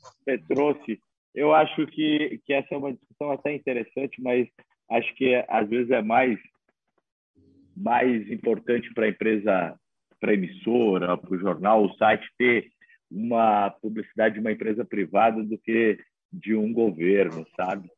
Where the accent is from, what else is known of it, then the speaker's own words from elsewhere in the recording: Santa Catarina, Brazil; also born or lived in Mato Grosso do Sul; now in Acre, Brazil; eu sou catarinense, passei pelo Mato Grosso do Sul